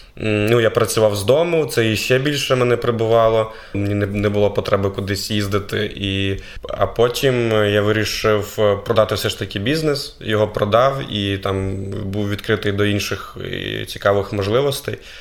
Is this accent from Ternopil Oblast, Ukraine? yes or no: no; Brovary, Kyiv Oblast, Ukraine; moved away as an adult; now in Lviv, Ukraine; Я був депутатом міської ради міста Бровари, це моє рідне місто.